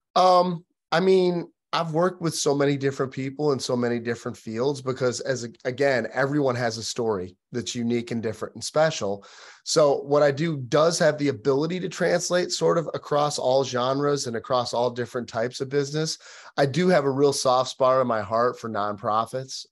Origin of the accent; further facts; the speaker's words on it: Michigan, United States; moved away as an adult; now in Nashville, United States; I'm actually from Michigan originally